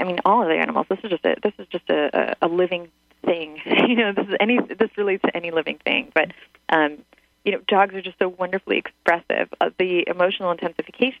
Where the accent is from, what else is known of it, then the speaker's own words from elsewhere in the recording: Ukraine; now in United States; I grew up in Ukraine